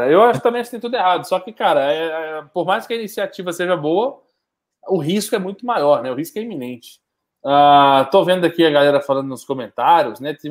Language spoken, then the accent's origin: Portuguese; Mato Grosso do Sul, Brazil; Fica em Corumbá, no Mato Grosso do Sul, tá bom? Uh, minha terra.